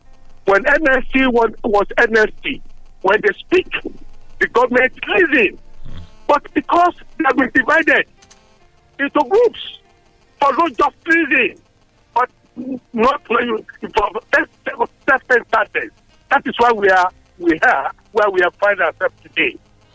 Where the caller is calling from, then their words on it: Abeokuta, Ogun State, Nigeria; I'm calling from Abeokuta.